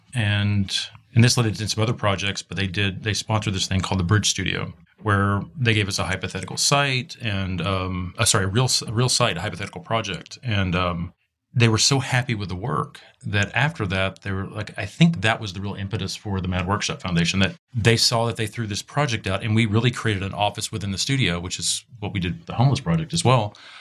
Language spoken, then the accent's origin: English; Texas, United States; moved away as an adult; also born or lived in Rhode Island; now in Los Angeles, United States; We're both from Texas